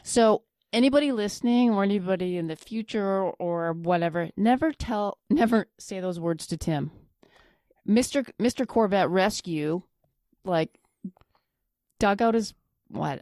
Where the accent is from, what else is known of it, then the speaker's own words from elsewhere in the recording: Flin Flon, Manitoba, Canada; moved away; My hometown